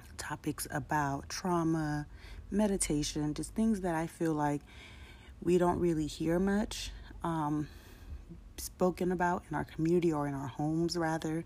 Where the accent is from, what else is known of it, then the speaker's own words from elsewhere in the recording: San Diego, California, United States; I grew up in San Diego, California.